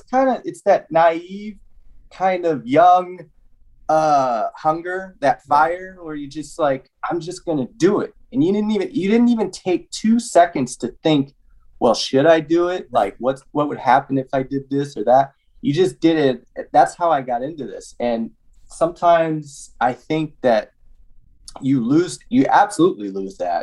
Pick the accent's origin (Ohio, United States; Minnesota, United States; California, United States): California, United States; Oakland; I grew up in the Bay Area, Oakland, San Francisco Bay Area